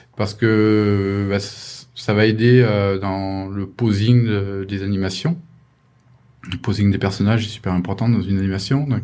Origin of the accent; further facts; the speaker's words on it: France; moved away as an adult; also born or lived in London; je suis rentré chez moi, mais j'ai continué à travailler pour 2002 chez moi, en France.